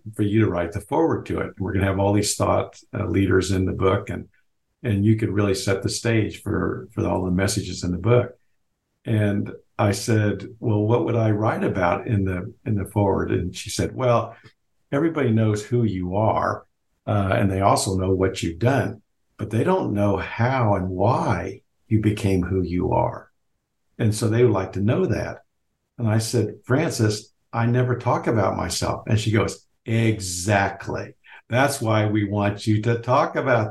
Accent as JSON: {"language": "English", "town": "Lawrence", "region": "Kansas", "country": "United States", "tie": "born or raised there"}